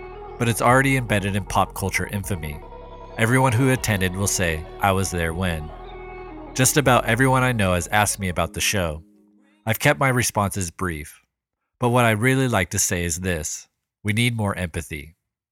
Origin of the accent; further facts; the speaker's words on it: Sacramento, California, United States; my hometown of Sacramento, California